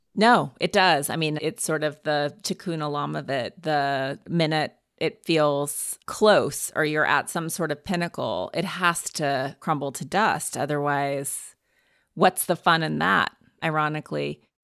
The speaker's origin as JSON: {"language": "English", "region": "Montana", "country": "United States", "tie": "born or raised there", "moved": "yes", "said": "growing up in Montana"}